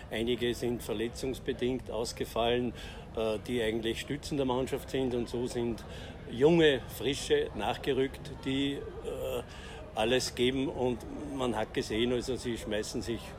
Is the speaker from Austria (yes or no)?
yes; Linz, Upper Austria, Austria; Ich bin aus Linz vom äh, Fanclub Powerplay Black Wings Linz